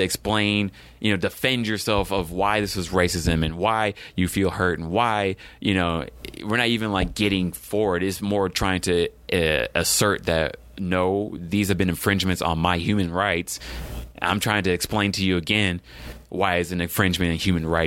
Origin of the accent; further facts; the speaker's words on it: Texas, United States; I'm from Texas